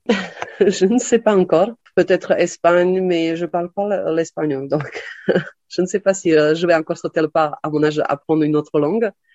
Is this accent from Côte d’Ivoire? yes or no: no; Slovakia; French is a second language; moved away as an adult; also born or lived in Lille, France / New York, United States; now in Aix-en-Provence, France; je suis née en Slovaquie et à 18 ans, je suis partie en France pour faire mes études à Lille